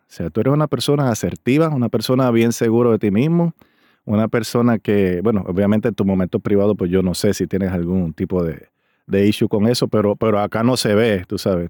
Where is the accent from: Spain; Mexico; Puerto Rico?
Puerto Rico; Río Grande; de mi pueblo también de Río Grande, Puerto Rico